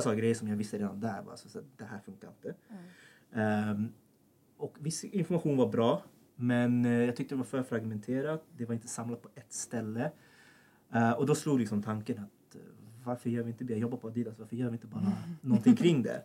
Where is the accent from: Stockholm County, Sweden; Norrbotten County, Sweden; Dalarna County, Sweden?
Stockholm County, Sweden; Sollentuna; Född och uppvuxen i Sollentuna, som är väldigt nära här